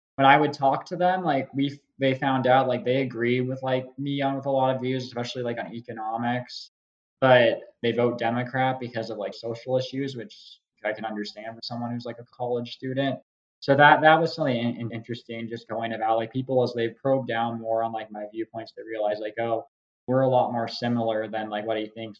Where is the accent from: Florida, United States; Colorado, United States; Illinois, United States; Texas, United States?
Colorado, United States; Parker; moved away as an adult; now in Dallas, United States; I grew up in Parker, Colorado, which is a suburb south southeast of Denver.